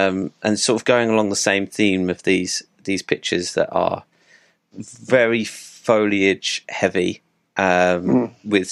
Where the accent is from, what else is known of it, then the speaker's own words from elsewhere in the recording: United Kingdom; now in London, United Kingdom; as typical British people